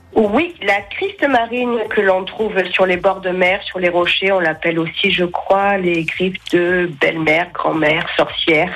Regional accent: Marseille, Provence-Alpes-Côte d'Azur, France; moved away as an adult; now in Saint-Martin-de-Crau, France; je suis une marseillaise de base

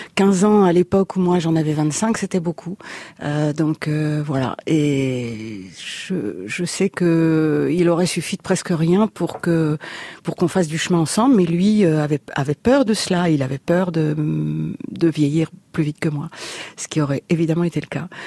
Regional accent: Paris, Île-de-France, France; also born or lived in Reims; j'ai grandi à Paris

